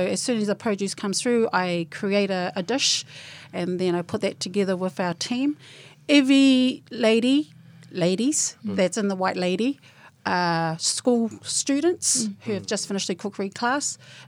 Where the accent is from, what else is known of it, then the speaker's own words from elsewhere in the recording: Kingsland, Auckland, New Zealand; I was born and bred in Kingsland.